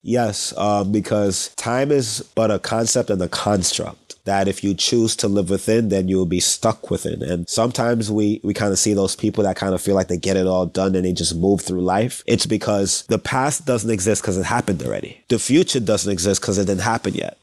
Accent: New York City, New York, United States; now in Los Angeles, United States; it's almost impossible not to be engulfed by West Indian culture, being born and raised in New York City

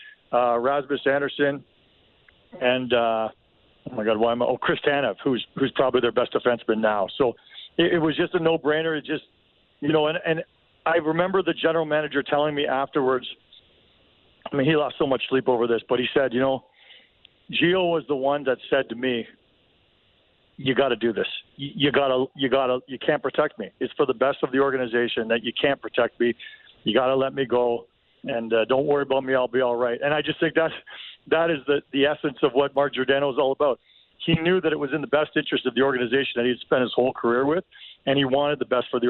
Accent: Toronto, Ontario, Canada; moved away; I'm from Toronto originally.

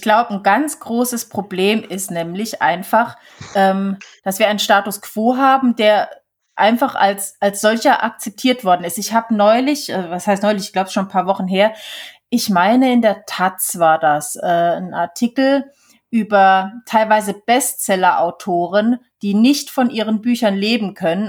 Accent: Switzerland; now in Germany; damals bei uns in der Schweiz

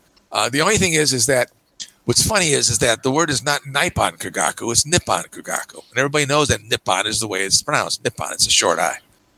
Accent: United States; I say Nikon because I'm American

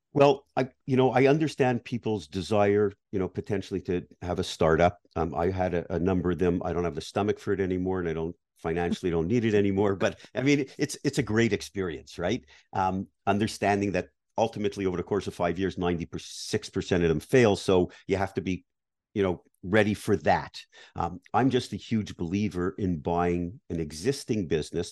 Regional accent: Canada; moved away; I grew up in Canada, like you, I was based in Canada

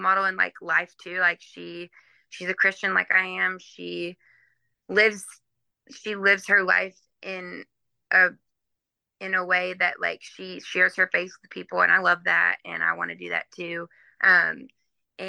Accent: Nashville, Tennessee, United States; I grew up in Nashville, which is not really, like most people move to Nashville to do music, but I grew up there.

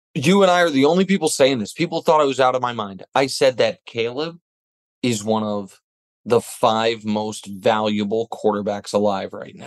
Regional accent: Kansas City, Missouri, United States; I'm from Kansas City, Missouri.

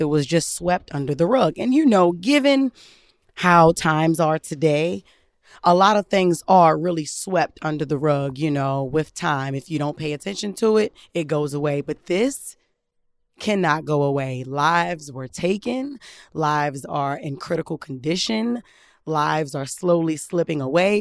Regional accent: Baltimore, Maryland, United States; growing up in Baltimore

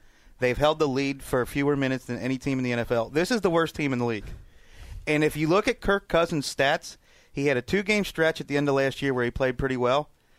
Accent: United States; as an American.

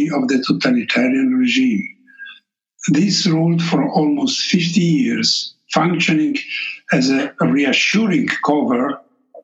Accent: Trieste, Friuli-Venezia Giulia, Italy; first language Slovenian; English is a second language; Slovenian is my mother tongue, and I have lived all my life outside Yugoslavia, in Italy, in Trieste

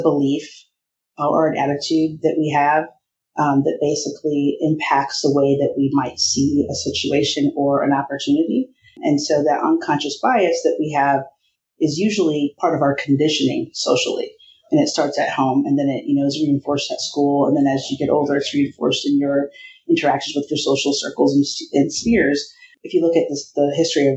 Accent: Iowa, United States; I grew up in Iowa

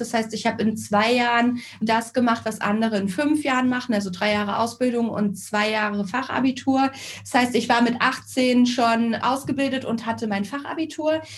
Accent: Northern Hesse, Germany; now in Karlsruhe, Germany; Gebürtig komme ich allerdings aus Nordhessen, aus dem, ja, laut WDR ärmsten Dorf Deutschlands, also direkt an der ehemaligen Grenze zur DDR

